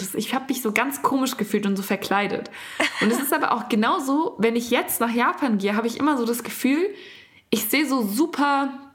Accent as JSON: {"language": "German", "country": "Germany", "said": "bei uns in Deutschland"}